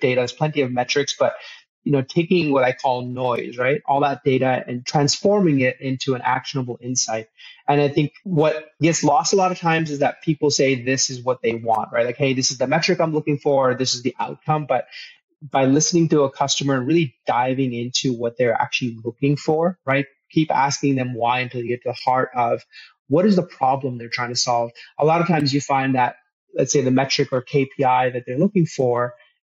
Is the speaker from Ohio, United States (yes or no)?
yes; Toledo, Ohio, United States; also born or lived in Los Angeles, California / Mountain View, California; I grew up in Toledo, Ohio, of all places